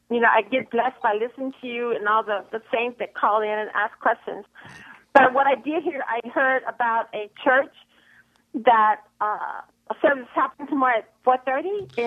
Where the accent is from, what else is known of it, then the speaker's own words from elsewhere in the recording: Texas, United States; now in Silver Lake, Los Angeles, United States; I'm from Texas